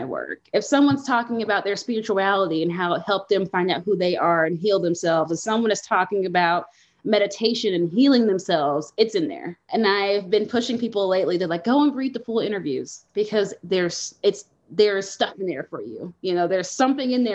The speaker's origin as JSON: {"language": "English", "town": "Nashville", "region": "Tennessee", "country": "United States", "moved": "yes", "lives_now": "Denver, United States", "said": "I'm from Nashville, Tennessee."}